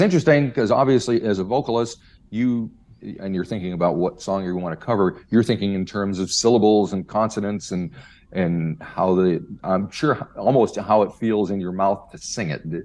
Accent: Western Pennsylvania, United States; I grew up in Western Pennsylvania

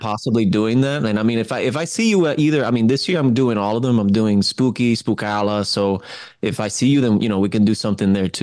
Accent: Miami, Florida, United States; I was born in Miami

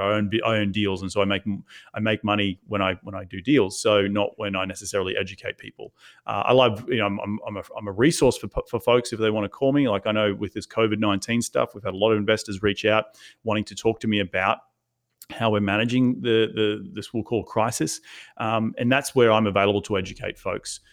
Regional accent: Australia; moved away as an adult; now in United States; went back to Australia a bunch of times to, to, to check on my family 'cause I'm from Australia

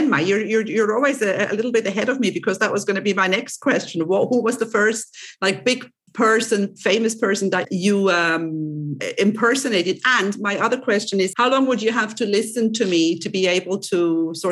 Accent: Switzerland; accent: Swiss; English is a second language; now in Cyprus; my um, accent is mixed because I'm originally from Switzerland, but I do not have a very I, I, do have a Swiss accent, obviously, obviously, but not as typical as a typical Swiss would have because I'm I live in Cyprus

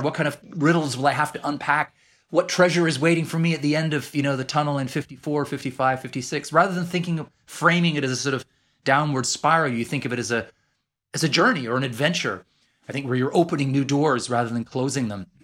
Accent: Edmonton, Alberta, Canada; accent: Canadian; moved away as an adult; now in London, United Kingdom; I sound just like I did growing up in Edmonton, Alberta.

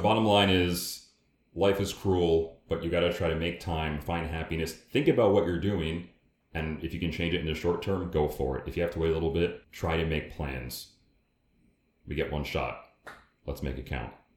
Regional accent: United States; accent: American; we're American, if you can't tell by our accents

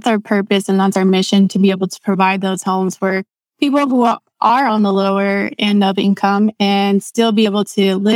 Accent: Texas, United States; where I'm from Texas. Most of my life I've been in Texas

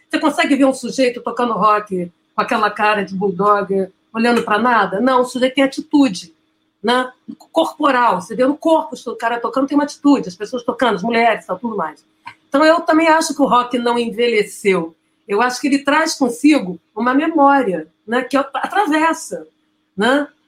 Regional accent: Santo Antônio de Pádua, Rio de Janeiro, Brazil; em Santo Antônio de Pádua, que é onde eu nasci

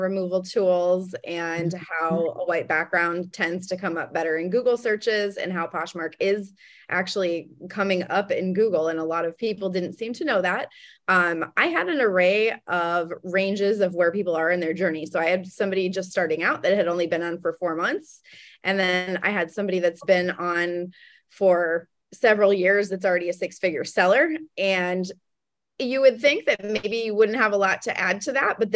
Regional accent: Chicago, Illinois, United States; moved away as an adult; now in Las Vegas, United States; Originally Chicago, but I've been in Las Vegas since 2005. So now Las Vegas

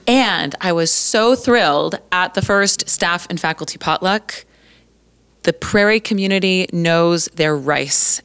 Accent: Colorado, United States; moved away as an adult; now in Three Hills, Canada; I was born and raised in Colorado

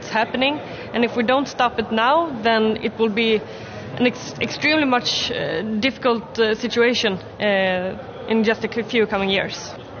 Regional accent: Gothenburg, Västra Götaland, Sweden; I come from Sweden and from the second largest city, Gothenburg, and we have a huge port.

